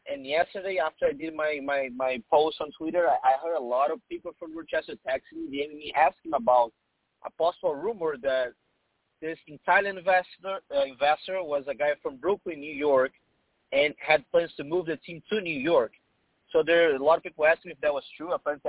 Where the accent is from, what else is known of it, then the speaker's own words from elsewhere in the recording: Brazil; now in Boston, United States; Yeah, I've been in Boston for 5 years. I came from Brazil to Boston, and now I work for Nosa Radio SC, which is a Brazilian radio partner with the Reds.